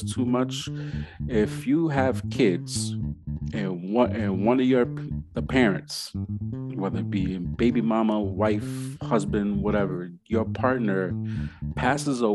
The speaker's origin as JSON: {"language": "English", "town": "New York City", "region": "New York", "country": "United States", "tie": "born or raised there", "also_born_or_lived": "New Jersey", "moved": "as an adult", "lives_now": "Delaware, United States", "said": "I'm originally born and raised in the Bronx, Bronx, New York"}